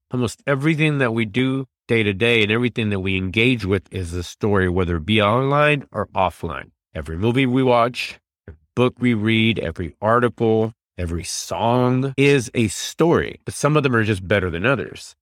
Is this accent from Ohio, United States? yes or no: no; Dallas, Texas, United States; I'm from Dallas